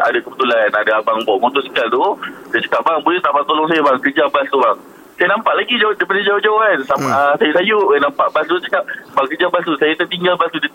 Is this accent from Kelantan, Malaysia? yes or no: no; Segamat, Johor, Malaysia; Okey, uh, saya daripada Segamat